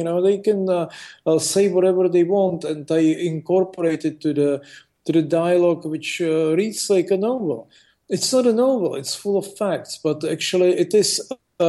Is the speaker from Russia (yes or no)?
yes; Russia; born there; I was born in Russia. I'm a naturalized U.S. citizen. I live in Asia and in the Middle East.